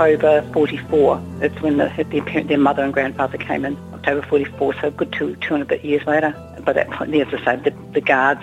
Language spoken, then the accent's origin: English; New Zealand; I'm a New Zealander.